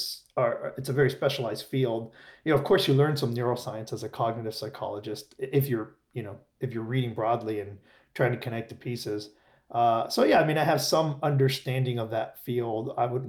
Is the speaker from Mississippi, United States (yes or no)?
no; Miami, Florida, United States; I grew up in Miami